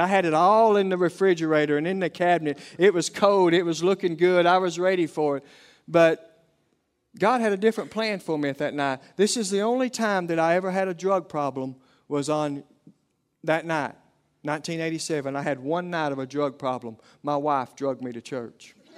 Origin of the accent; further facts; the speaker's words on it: Oklahoma, United States; accent: Oklahoma lingo; southern accent; my Oklahoma lingo